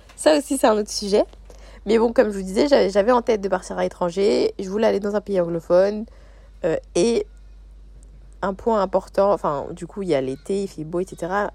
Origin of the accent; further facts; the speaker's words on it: France; moved away as an adult; now in Sydney, Australia; ça fait deux mois que j'ai quitté la France